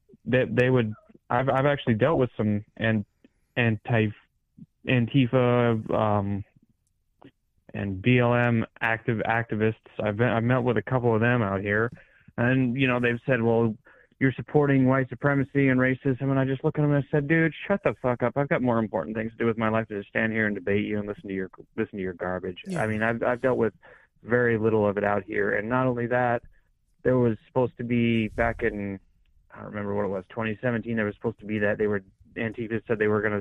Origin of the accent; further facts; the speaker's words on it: Colorado, United States; now in Iowa, United States; my home state of Colorado where I lived